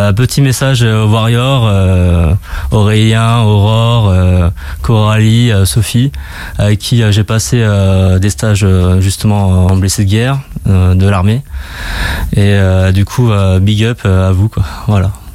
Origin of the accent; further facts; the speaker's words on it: Châlons-en-Champagne, Grand Est, France; je suis de Chalon en Champagne